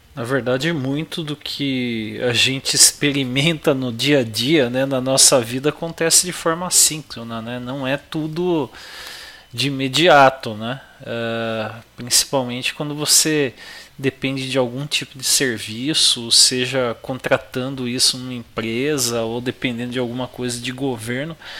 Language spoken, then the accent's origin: Portuguese; São Paulo, Brazil; como bom paulista